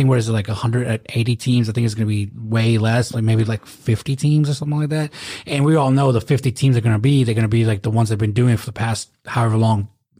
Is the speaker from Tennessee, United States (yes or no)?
yes; Memphis, Tennessee, United States; "From Memphis."